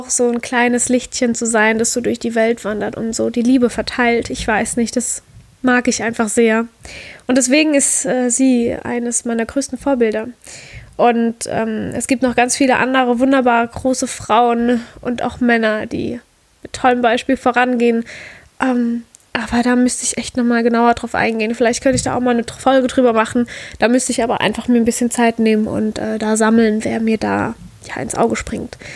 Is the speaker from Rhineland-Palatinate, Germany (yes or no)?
yes; Rhineland-Palatinate, Germany; Heimatort ist für mich mein Dörfchen, wo ich groß geworden bin, ein ganz kleines Dörfchen in der Südpfalz.